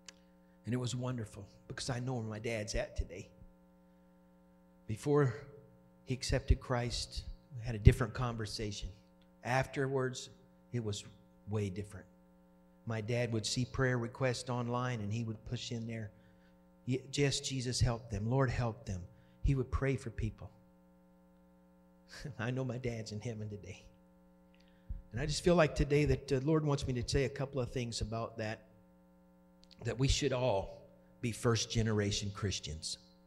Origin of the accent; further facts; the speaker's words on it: Oklahoma, United States; now in Wisconsin, United States; I wasn't raised in Wisconsin, and I didn't grow up here. And I grew up in Oklahoma, and it's college football.